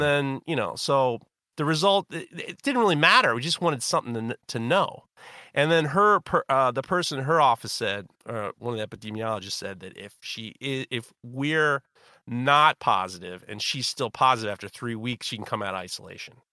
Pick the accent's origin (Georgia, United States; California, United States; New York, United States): New York, United States; New York City; I'm white from Europe and New York City